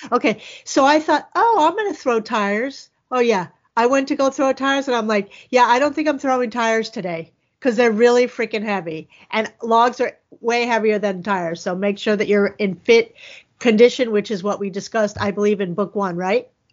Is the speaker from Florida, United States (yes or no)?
yes; Florida, United States; I'm from Florida